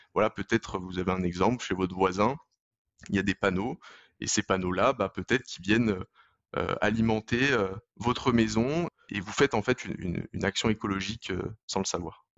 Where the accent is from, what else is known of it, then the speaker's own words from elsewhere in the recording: Lyon, Auvergne-Rhône-Alpes, France; je suis originaire de Lyon